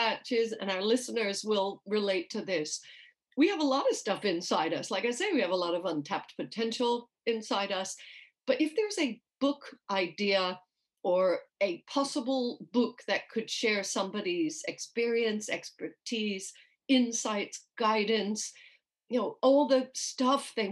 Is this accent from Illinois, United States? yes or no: no; New York, United States; moved away as an adult; now in United Kingdom; I grew up in New York. So if anybody's hearing a strange accent, that's why. I currently live in the UK